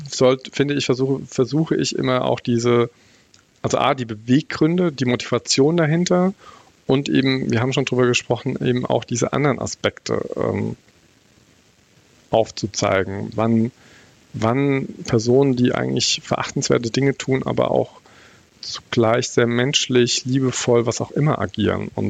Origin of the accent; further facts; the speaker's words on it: Bavaria, Germany; äh, für mich als Bayer ist es immer auch harter Tobak